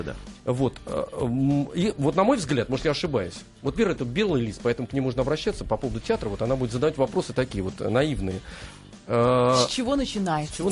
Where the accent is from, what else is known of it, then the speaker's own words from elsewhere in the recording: Novosibirsk, Novosibirsk Oblast, Russia; У меня на родине.